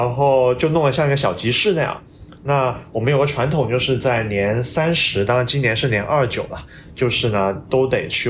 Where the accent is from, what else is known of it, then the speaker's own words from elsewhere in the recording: Shenzhen, Guangdong, China; first language Cantonese; Chinese is a second language; now in Beijing, China; 我广东回的深圳啊，其实当然就是我们深圳人呢，就怎么说呢，也不太把自己当广东，对吧？